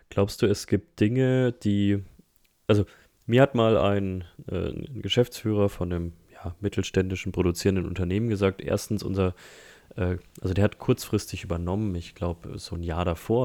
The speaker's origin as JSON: {"language": "German", "area": "Nuremberg Metropolitan Region", "region": "Bavaria", "country": "Germany", "said": "ich komme ja aus der Metropolregion Nürnberg, Erlangen, Fürth, ähm, Herzogenaurach"}